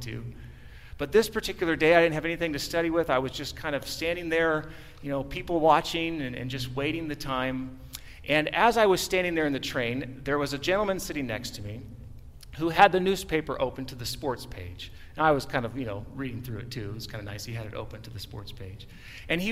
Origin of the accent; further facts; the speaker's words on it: San Diego, California, United States; I was born in San Diego